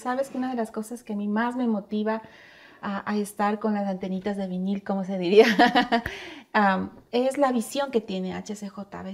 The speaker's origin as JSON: {"language": "Spanish", "country": "Ecuador", "said": "como ecuatorianos"}